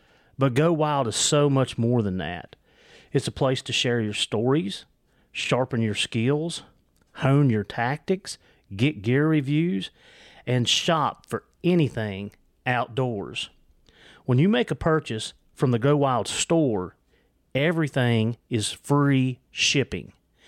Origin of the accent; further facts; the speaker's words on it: Virginia, United States; accent: Southwest Virginia; Yeah, it's my accent, I'm telling you. It's the Southwest Virginia. Okay. It's what it is. I'm saying, Howard. But it's that Appalachian slang is what it is.